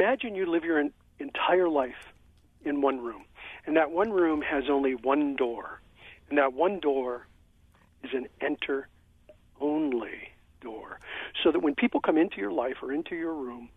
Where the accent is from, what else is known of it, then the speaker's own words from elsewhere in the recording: Pennsylvania, United States; moved away; I was born in Pennsylvania